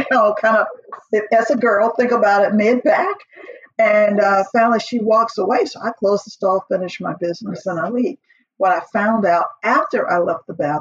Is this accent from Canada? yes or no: no; Atlanta, Georgia, United States; I grew up in Atlanta, Georgia, back in the 60s and the 70s